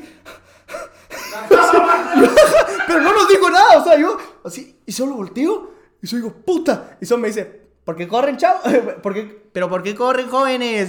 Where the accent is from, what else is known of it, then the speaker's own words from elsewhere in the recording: Guatemala; como buenos chapines